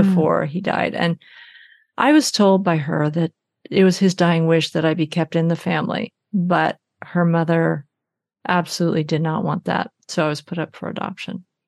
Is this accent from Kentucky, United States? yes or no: no; Arkansas, United States; now in Oakland, United States; I was born in Arkansas in a Florence Crittenden home